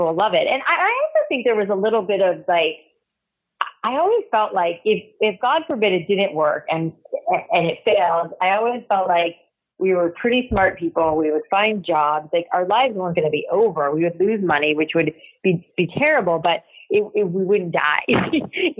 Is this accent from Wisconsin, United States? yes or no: no; South Florida, United States; I grew up in South Florida